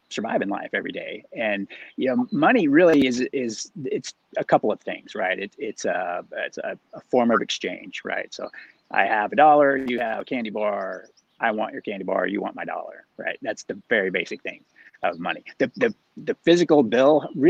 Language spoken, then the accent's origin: English; Oklahoma, United States; moved away as an adult; now in South Orange County, United States; I grew up in Oklahoma and spent the early part of my life there.